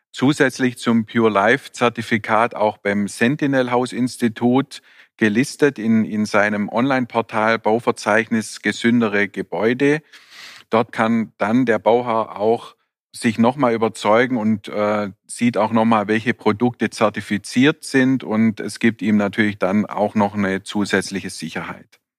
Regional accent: Baden-Württemberg, Germany; Als Schwabe stellt sich dann mir natürlich gleich die Frage, was das alles kostet.

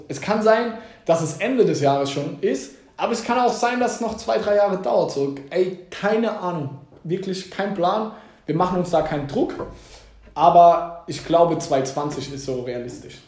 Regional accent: Mannheim, Baden-Württemberg, Germany; wenn mich Leute fragen, wo kommst du her, sage ich eher aus Mannheim, niemals aus Heidelberg

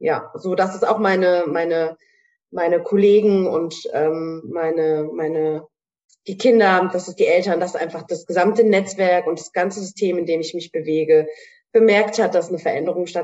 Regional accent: Hanau, Hesse, Germany; Ich komme aus Hanau in Hessen

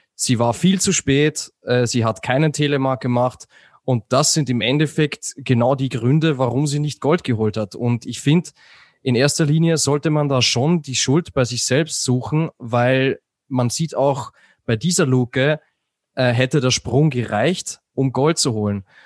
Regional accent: Austria; ich als Österreicher

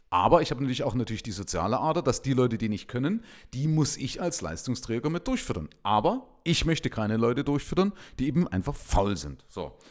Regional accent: eastern Germany, Germany; Ich bin allerdings wiederum links geprägt durch meine Vergangenheit in der DDR. Ja? Also ich komme ja aus dem Nahen Osten, ja? also aus den neuen Bundesländern.

